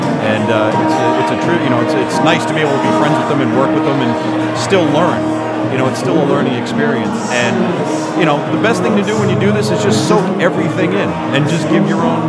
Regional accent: Boston, Massachusetts, United States; I'm from Boston.

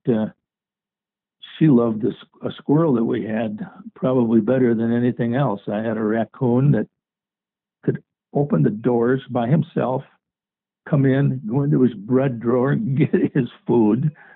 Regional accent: Mound, Minnesota, United States; I grew up in Mound, Minnesota, um, on an island

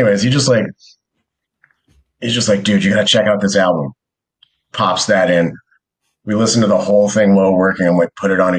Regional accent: New York, United States; I'm from New York.

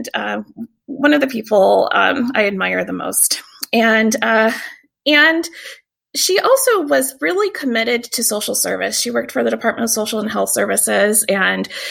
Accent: Tacoma, Washington, United States; also born or lived in Vicksburg, Mississippi; So I'm also from Tacoma. I wasn't born in Tacoma. I was actually born in Vicksburg, Mississippi

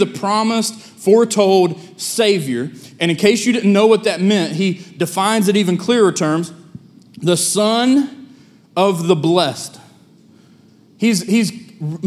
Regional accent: United States; I'm from Lincoln County

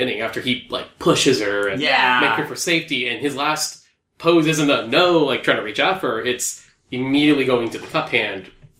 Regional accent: Philippines; Like, I'm Filipino, we will very comfortably tell each other we love each other.

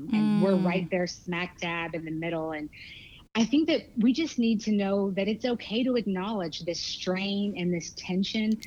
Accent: Texas, United States; now in San Francisco, United States; I'm originally from Texas, so once a Texas girl, always a Texas

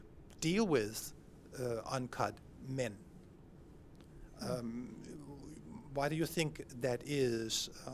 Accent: Denmark; I'm from Denmark.

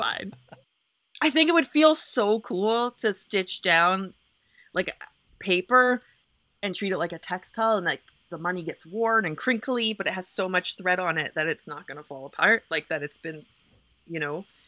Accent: Canada; moved away; I'm just Canadian

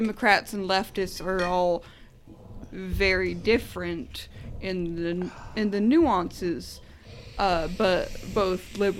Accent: Washington, United States; I am from Washington

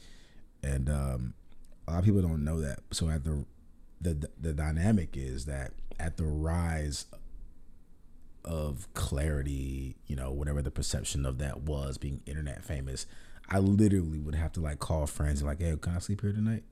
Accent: Orlando, Florida, United States; moved away as an adult; now in Los Angeles, United States; I'm from, born and raised in Orlando, Florida

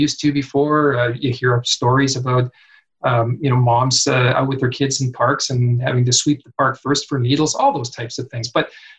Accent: Kamloops, British Columbia, Canada; Kamloops, my hometown

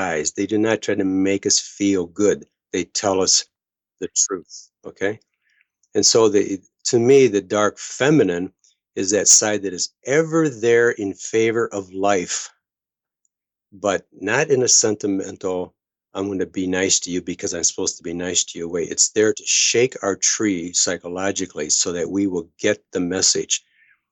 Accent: United States; as an American

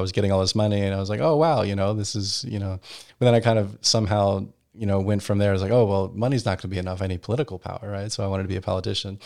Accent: Virginia Beach, Virginia, United States; moved away as an adult; also born or lived in Europe; now in Washington, D.C., United States; growing up in Virginia Beach

